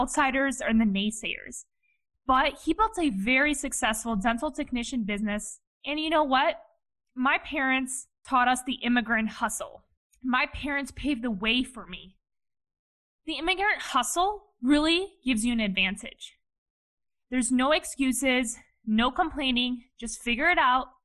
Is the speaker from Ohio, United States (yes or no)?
yes; Cleveland, Ohio, United States; Born and raised in Cleveland, Ohio by my parents, who are both Eastern European immigrants